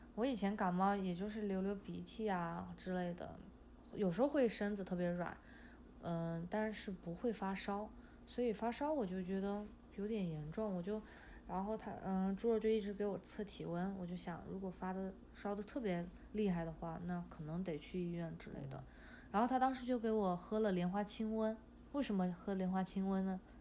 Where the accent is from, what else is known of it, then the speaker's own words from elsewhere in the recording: Chongqing, China; now in United States; 我的老家是在重庆，就离武汉就是挨着挺近的嘛